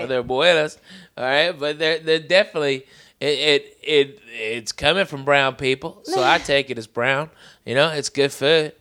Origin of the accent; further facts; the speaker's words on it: Arkansas, United States; Growing up in Arkansas